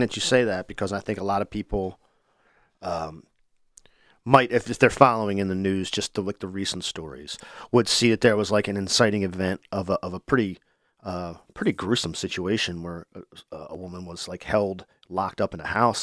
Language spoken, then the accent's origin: English; Wilmington, Delaware, United States; I grew up in Wilmington.